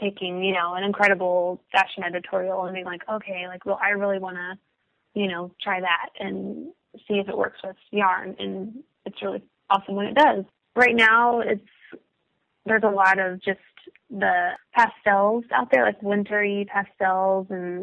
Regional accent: Dallas, Texas, United States; I'm from the Dallas area, and my family lives around

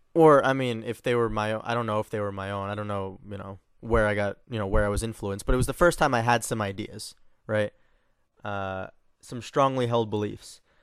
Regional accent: New York, United States; moved away; I'm from New York

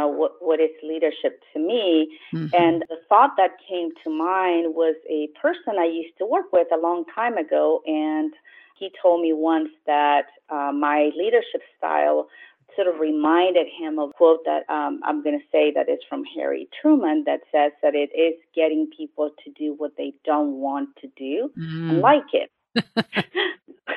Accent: Chile; also born or lived in Los Angeles, United States; now in San Jose, United States; I was born originally in Chile, and I moved to the United States about 35 years ago, lived in Los Angeles for 15 years, and then moved to San Jose

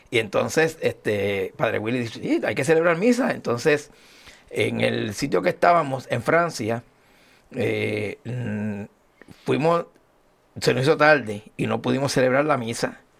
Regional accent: Añasco, Puerto Rico; como decimos allá en mi pueblo de Añasco, yo llegué bompeado.

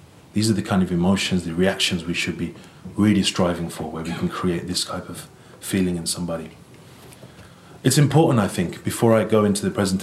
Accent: Birmingham, West Midlands, United Kingdom; I was born and raised in England, the city of Birmingham

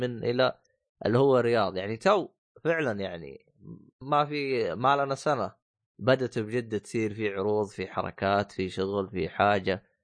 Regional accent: Saudi Arabia

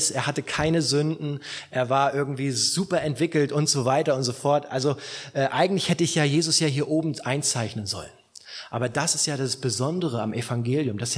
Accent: Southern Germany, Germany; Gut, bei uns in Süddeutschland kennen noch ein bisschen mehr Gott äh, von, von, von der Prägung her

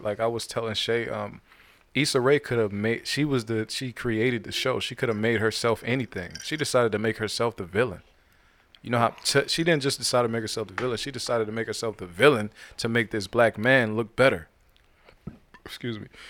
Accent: Youngstown, Ohio, United States; now in Georgia, United States; my hometown in Atlanta, I, I mean, in, um, Ohio, Youngstown

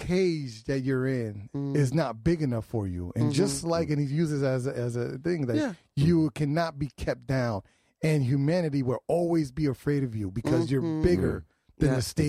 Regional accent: New Haven, Connecticut, United States; Because I grew up in the Ville on Bassett Street, went to Lincoln Bassett.

